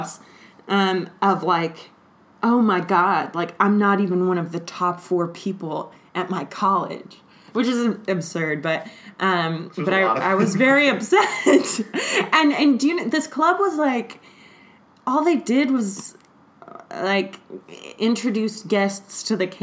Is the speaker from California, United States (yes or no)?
yes; Los Angeles, California, United States; I'm from Los Angeles